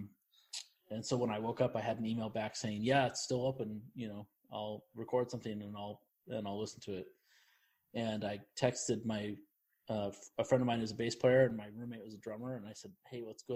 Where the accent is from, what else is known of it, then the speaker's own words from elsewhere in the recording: Sacramento, California, United States; also born or lived in Rocky Mount, North Carolina / Los Angeles, California; I moved to the Sacramento area and lived there for a number of years